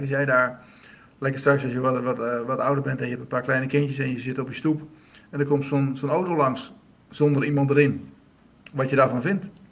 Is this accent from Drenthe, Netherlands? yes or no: yes; Drenthe, Netherlands; waar ik vandaan kom in Drenthe